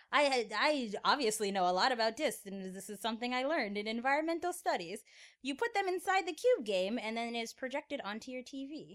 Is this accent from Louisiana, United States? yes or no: no; Florida, United States; moved away; I am from Florida